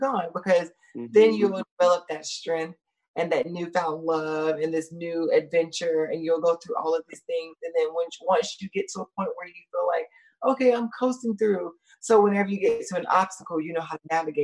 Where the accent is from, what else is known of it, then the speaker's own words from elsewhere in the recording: Atlanta, Georgia, United States; I'm from Atlanta